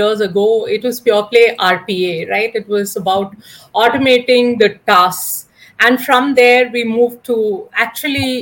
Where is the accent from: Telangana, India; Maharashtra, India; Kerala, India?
Kerala, India; I'm basically from Kerala